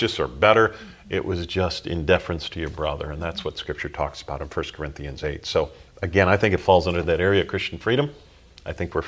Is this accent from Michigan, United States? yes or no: yes; Holland, Michigan, United States; moved away as an adult; Growing up in Holland, Michigan